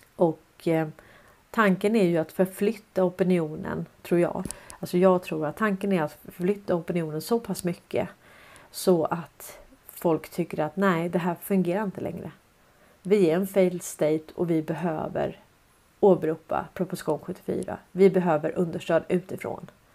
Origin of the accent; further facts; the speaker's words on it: Stockholm, Stockholm County, Sweden; jag är uppväxt på Sandviksvägen 101 i Hässelby villastad